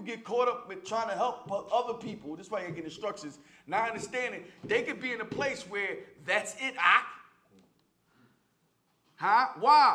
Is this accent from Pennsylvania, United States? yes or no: yes; Philadelphia, Pennsylvania, United States; we are from North Philly